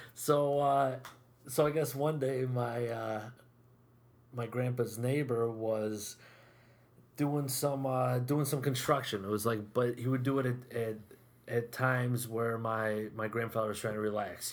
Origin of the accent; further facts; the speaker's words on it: Whitesboro, New York, United States; born and raised in Whitesboro